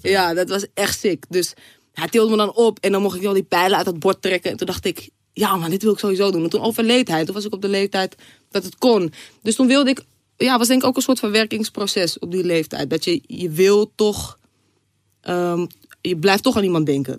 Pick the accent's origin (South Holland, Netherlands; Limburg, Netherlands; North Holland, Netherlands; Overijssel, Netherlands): North Holland, Netherlands; Zaanstad; ik ben een Zaankanter.